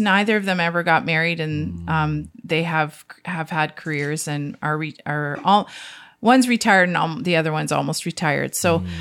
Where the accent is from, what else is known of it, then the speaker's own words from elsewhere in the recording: Niagara-on-the-Lake, Ontario, Canada; I grew up in Niagara on the Lake on a mm. fruit farm